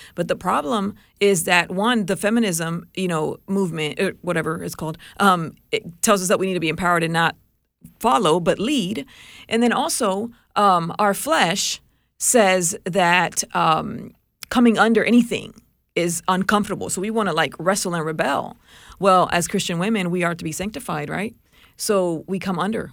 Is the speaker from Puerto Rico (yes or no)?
yes; Puerto Rico; moved away; I grew up in Puerto Rico